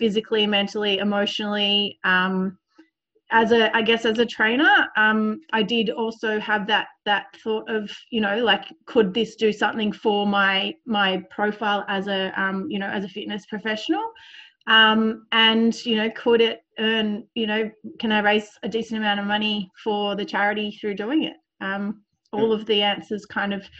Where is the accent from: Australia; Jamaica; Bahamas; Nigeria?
Australia; Sydney, New South Wales; I grew up in Sydney